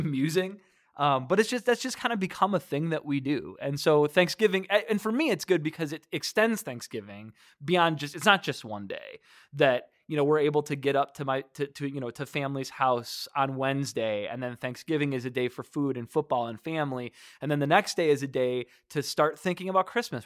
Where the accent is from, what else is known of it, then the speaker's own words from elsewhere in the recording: Detroit, Michigan, United States; I grew up in Michigan. You know, Detroit, you know, I, I grew up, uh, just five miles north of the city of Detroit